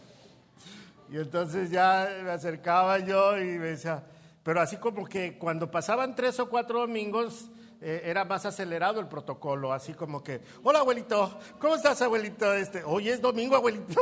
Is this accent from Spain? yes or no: no; Mexico City, Mexico; moved away as an adult; now in Puerto Vallarta, Mexico; Yo soy chilango.